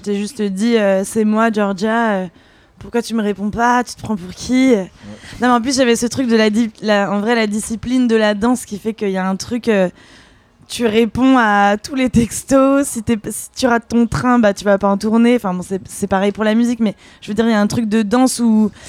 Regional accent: France; moi je suis née en France et, mon père était anglais de Londres

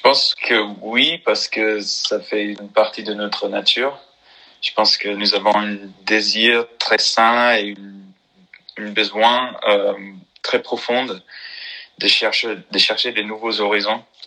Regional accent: North Carolina, United States; French is a second language; moved away as an adult; now in Paris, France; je viens de Caroline de Nord

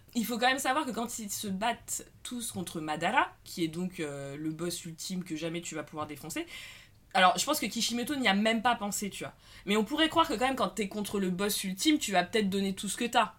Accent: France; on est française

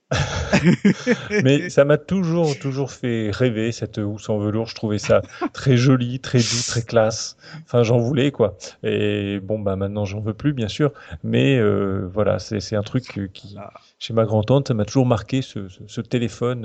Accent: Normandy, France; je je viens de Normandie

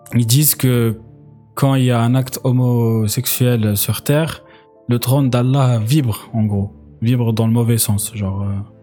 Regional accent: Algeria; moved away; quand j'ai grandi en Algérie

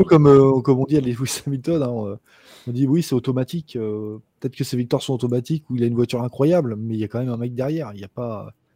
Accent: Rouen, Normandy, France; je suis de Rouen

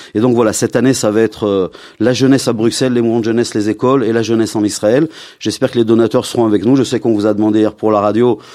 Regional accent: Lyon, Auvergne-Rhône-Alpes, France; moved away; bien que je viens de Lyon, mais j'ai vécu ma communauté à Lyon

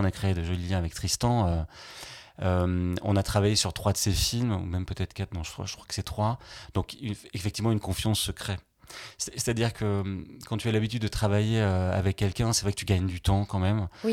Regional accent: Limoges, Nouvelle-Aquitaine, France; moved away; milieu des, des, années 90, quand j'ai eu mon bac, c'était à Limoges

